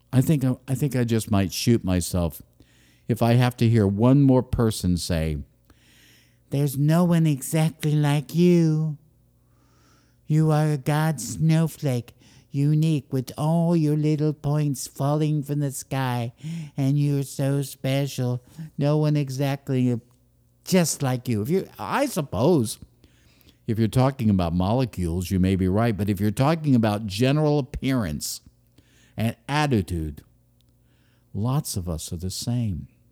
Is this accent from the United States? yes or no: yes; United States; I am an American